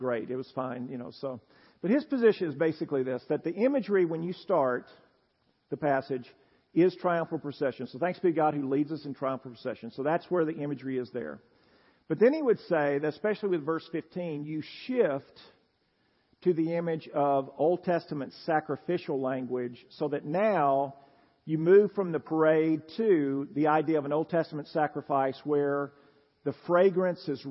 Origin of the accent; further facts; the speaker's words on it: Tennessee, United States; I'm a Southerner, Tennessean